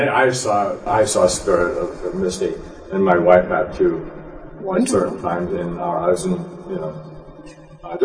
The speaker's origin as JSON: {"language": "English", "region": "Scotland", "country": "United Kingdom", "moved": "yes", "said": "I'm originally from Scotland"}